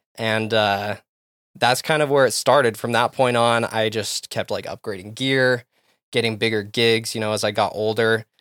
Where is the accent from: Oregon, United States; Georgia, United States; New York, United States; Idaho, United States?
Idaho, United States; Rexburg; moved away; also born or lived in Texas / Utah; growing up in Rexburg, we had B Y U Idaho right there